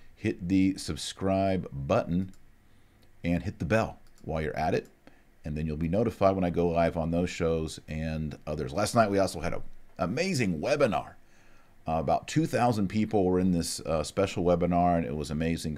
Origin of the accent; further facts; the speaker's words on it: Texas, United States; I'm from Texas